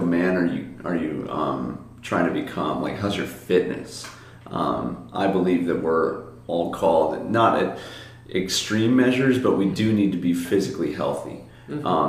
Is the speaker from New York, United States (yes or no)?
no; Lake Zurich, Illinois, United States; now in Hawaii, United States; I'm from Lake Zurich, Illinois